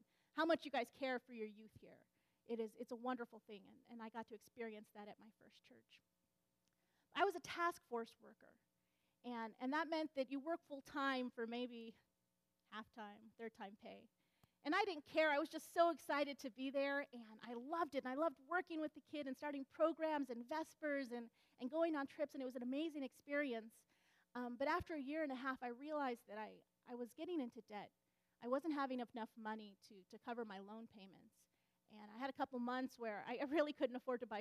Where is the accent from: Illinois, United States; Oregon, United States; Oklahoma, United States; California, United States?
California, United States; Southeastern; also born or lived in Michigan; growing up in Southeastern California Conference